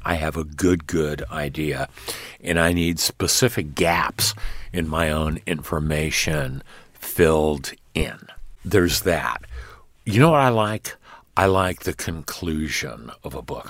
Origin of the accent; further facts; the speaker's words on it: Los Angeles, California, United States; the history of my hometown, L